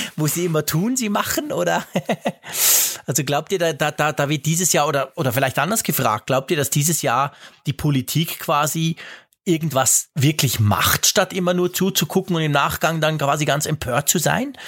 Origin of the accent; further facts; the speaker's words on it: Switzerland; also born or lived in Bern; bei uns in der Schweiz